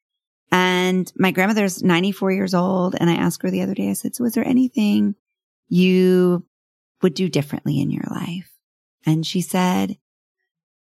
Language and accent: English; North Texas, United States; I grew up in North Texas